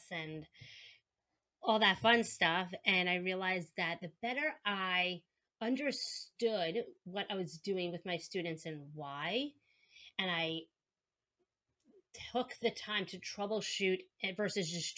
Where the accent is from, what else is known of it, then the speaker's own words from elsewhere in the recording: New York, United States; accent: New York; I'm a speech language pathologist from New York, if you can tell from my accent